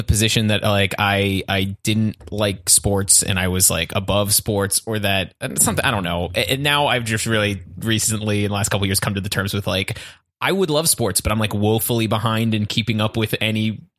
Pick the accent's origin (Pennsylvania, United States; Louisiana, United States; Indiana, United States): Pennsylvania, United States; Pittsburgh; I'm from Pittsburgh